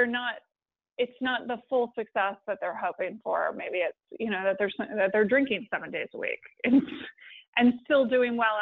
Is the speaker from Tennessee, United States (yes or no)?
no; Washington, District of Columbia, United States; I grew up in Washington, D.C., where everyone has at least a master's degree